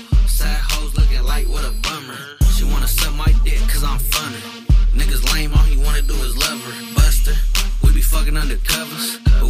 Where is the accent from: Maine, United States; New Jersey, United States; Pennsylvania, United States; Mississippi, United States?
New Jersey, United States; I'm from Jersey.